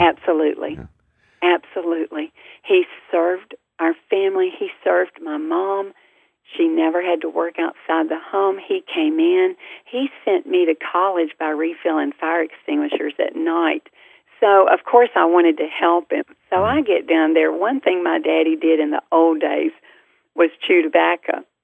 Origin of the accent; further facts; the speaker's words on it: the South, United States; our family, we're from the South